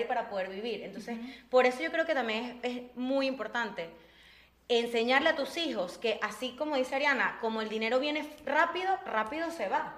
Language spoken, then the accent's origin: Spanish; Venezuela; moved away as an adult; como venezolano